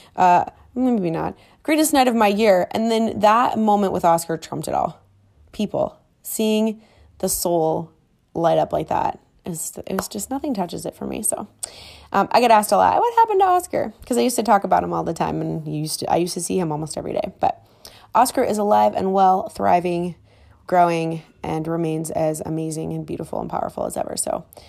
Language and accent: English; Minneapolis, Minnesota, United States; now in Miami, United States; Growing up, as kids, we, we, you know, my parents didn't have a whole lot. We lived in Minneapolis